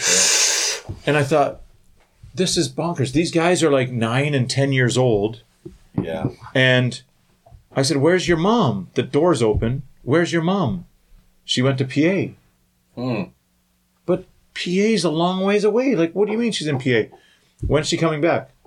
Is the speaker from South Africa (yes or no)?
no; Thunder Bay, Ontario, Canada; growing up in Thunder Bay